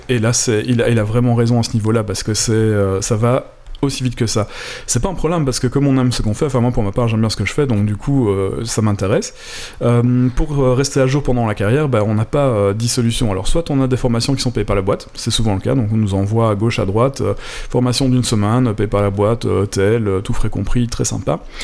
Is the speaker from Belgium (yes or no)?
yes; Belgium; moved away; quand on vient de Belgique